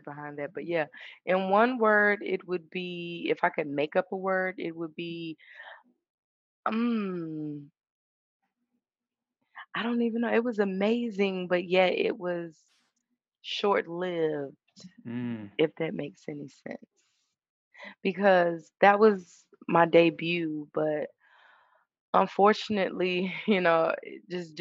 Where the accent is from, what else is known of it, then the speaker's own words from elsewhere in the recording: Suffolk, Virginia, United States; I'm originally from Suffolk, Virginia